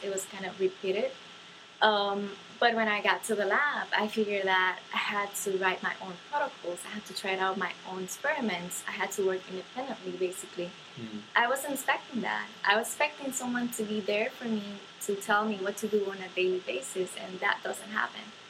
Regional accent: Dominican Republic; moved away; I come from the Dominican Republic

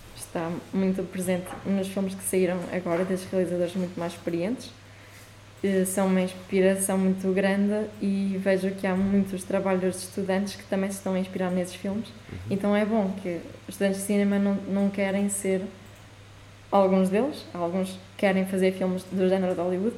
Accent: Chaves, Norte, Portugal; moved away; also born or lived in Porto; eu quando cresci em Chaves

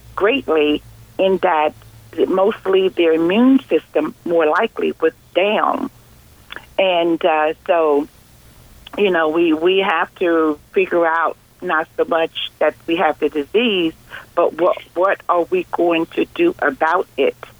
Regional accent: New Jersey, United States; I'm from New Jersey

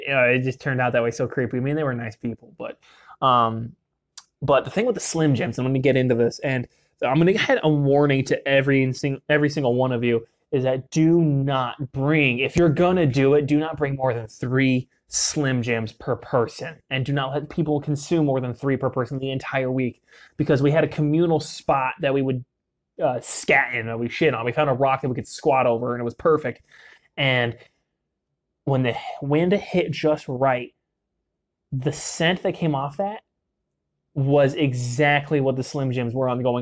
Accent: Utah, United States; growing up in Utah

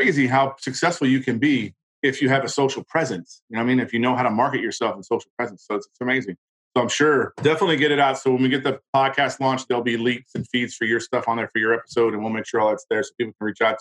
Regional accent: United States; a lot of us as Americans that are proud

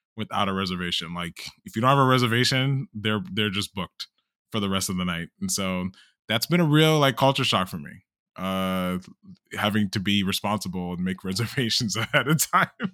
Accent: Chicago, Illinois, United States; moved away as an adult; now in Texas, United States

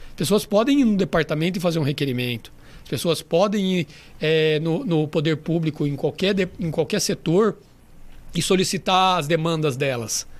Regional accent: Mirassol, São Paulo, Brazil; born or raised there; also born or lived in São José do Rio Preto, Brazil / Madrid, Spain

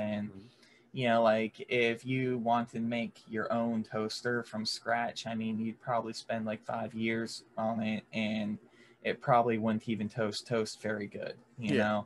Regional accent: rural Florida, United States; I may be from the more rural part of Florida

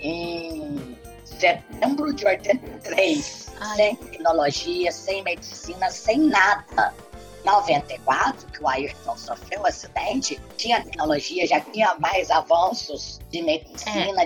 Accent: Brazil; eu sou muito brasileira

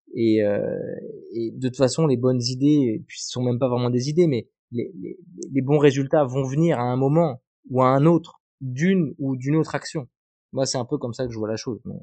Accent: Bayonne, Nouvelle-Aquitaine, France; on était basé à Bayonne, parce que moi je viens de Bayonne

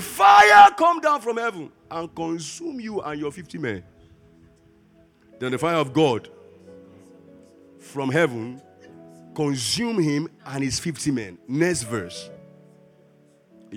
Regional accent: Lagos, Nigeria; I grew up in Ajigule

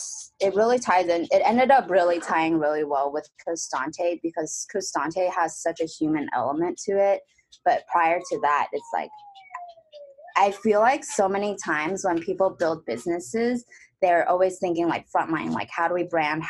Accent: Diamond Bar, California, United States; moved away as an adult; also born or lived in Taiwan / Boston; now in Los Angeles, United States; I grew up in Diamond Bar.

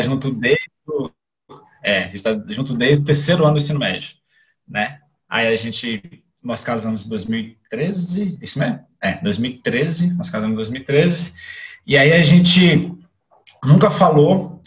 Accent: Brasília, Federal District, Brazil; sou aqui de Brasília, Distrito Federal, nasci, sou criado aqui

